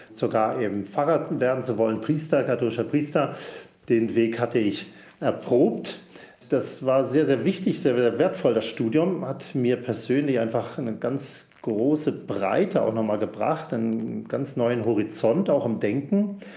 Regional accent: Rügen, Mecklenburg-Vorpommern, Germany; now in Füssen, Germany; gefunden und bin schließlich in Füssen gelandet, also 1000 Kilometer weg von der Heimat.

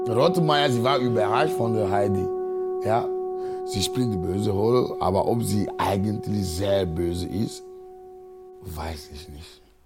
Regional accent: Agoè, near Lomé, Maritime, Togo; German is a second language; moved away as an adult; now in Cologne, Germany; Ich komme aus Agoy, äh, das ist ein äh, Dorf, 19 Kilometer von Lome ist, unsere Hauptstadt

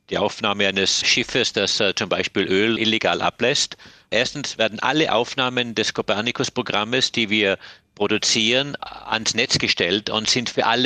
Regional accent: Germany; Es ist richtig, ich bin in einem sehr idyllischen Bergdorf aufgewachsen in Deutschland, wahrscheinlich bestens bekannt durch den Bergdoktor.

